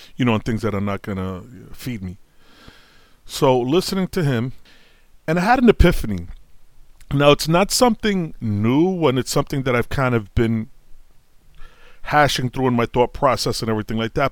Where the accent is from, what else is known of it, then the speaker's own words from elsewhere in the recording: New York City, New York, United States; I grew up in Brooklyn